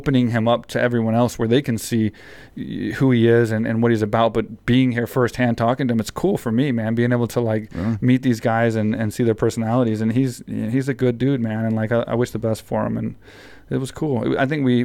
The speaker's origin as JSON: {"language": "English", "region": "Texas", "country": "United States", "tie": "born or raised there", "said": "I grew up in Texas"}